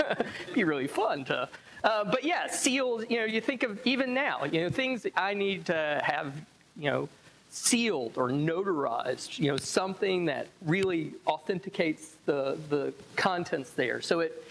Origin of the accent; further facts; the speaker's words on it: the South, United States; because I'm from the South